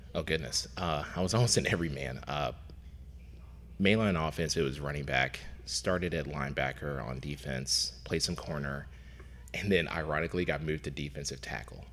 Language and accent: English; Lexington, Kentucky, United States; also born or lived in Louisville, Kentucky; Originally from Lexington, uh, Lexington, uh, born and raised and went to college in Louisville